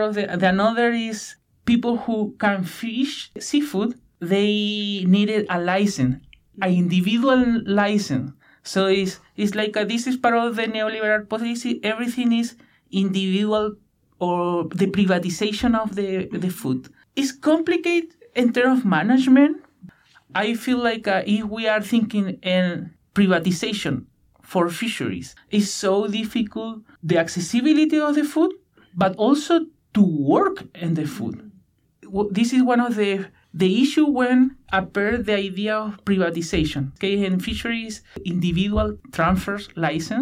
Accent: Punta Arenas, Magallanes and Chilean Antarctica, Chile; English is a second language; moved away as an adult; now in Victoria, Canada; I am from Chile, from the west side of Patagonia, where there are a lot of channels and rainforests.

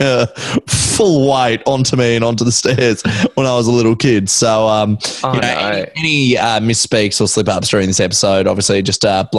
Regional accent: Brisbane, Queensland, Australia; until I was 5 years old, I was born and raised in East Brisbane in Heidelberg Street, which is right off Wynnum Road.

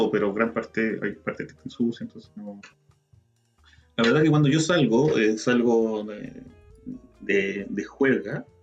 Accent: Santiago, Santiago Metropolitan Region, Chile; Toda mi vida viví en Santiago

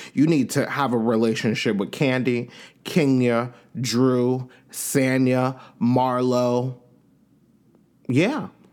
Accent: Long Island, New York, United States; I'm from Long Island, New York

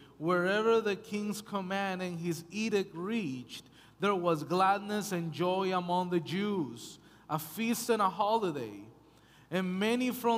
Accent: United States; moved away as an adult; also born or lived in Canada; now in British Columbia, Canada; I'm American, my wife is Canadian

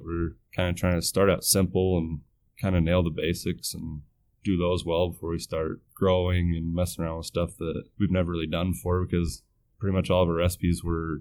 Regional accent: Montana, United States; moved away as an adult; also born or lived in Colorado; now in Bismarck, United States; I moved into Bismarck about 5 years ago from Montana, where I grew up mostly, and a little bit in Colorado too

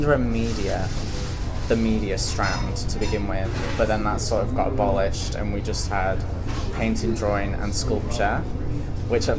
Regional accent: Manchester, North West England, United Kingdom; moved away as an adult; also born or lived in Leeds, United Kingdom; now in United States; I grew up around Manchester in the UK. So I've just been around there my whole life

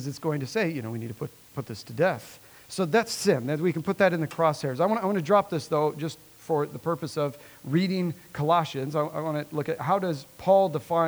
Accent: Nebraska, United States; born and raised in Nebraska

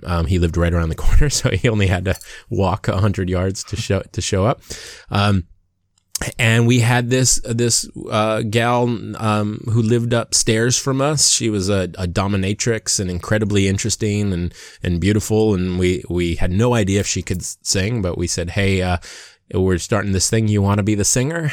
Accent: Waimanalo, Hawaii, United States; moved away as an adult; also born or lived in Seattle / Long Beach / Los Angeles; So, I'm from Hawaii. I was born and raised in Hawaii, a little town called Waimanalo.

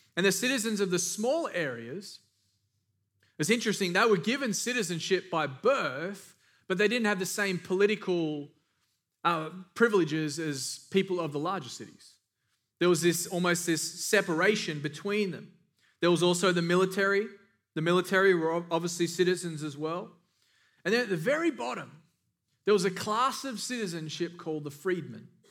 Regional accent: Australia; moved away; I'm from Australia

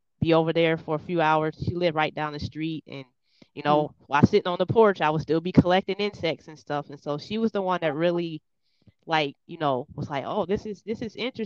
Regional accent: Cincinnati, Ohio, United States; I'm from Cincinnati, Ohio. I was born and raised here in Cincinnati, Ohio.

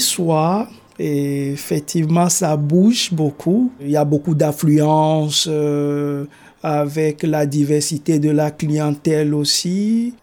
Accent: Togo; moved away as an adult; now in Canada; Je suis originaire du Togo, en Afrique de l'Ouest. Je suis arrivé euh, ici au Canada en décembre 2019 en tant qu'immigré

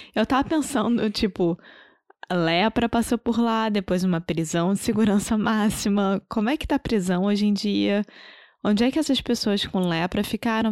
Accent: Rio de Janeiro, Brazil; accent: carioca; first language Portuguese; Eu sou brasileira, carioca do Rio de Janeiro

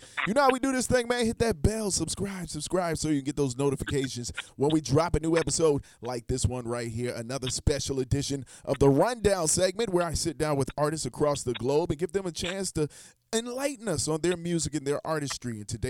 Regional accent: Charleston, South Carolina, United States; I'm actually originally from Charleston, South Carolina.

